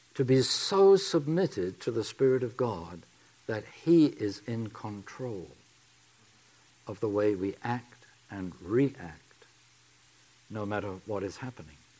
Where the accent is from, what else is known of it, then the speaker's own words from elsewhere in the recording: England, United Kingdom; accent: English; my English accent